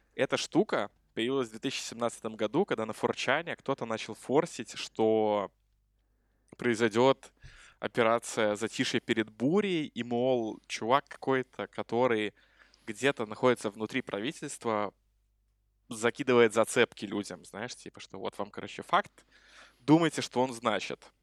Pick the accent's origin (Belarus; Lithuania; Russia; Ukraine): Belarus; мы с Ромой из Беларуси